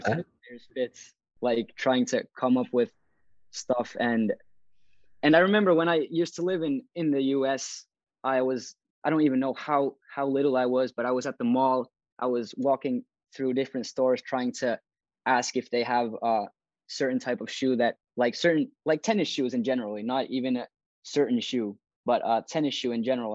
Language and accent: English; Turku, Southwest Finland, Finland; I'm from Turku, Finland